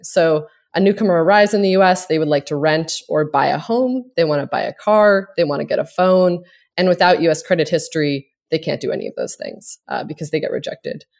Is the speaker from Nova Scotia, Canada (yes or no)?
yes; Cape Breton, Nova Scotia, Canada; now in United States; I am from a small island in Nova Scotia called Cape Breton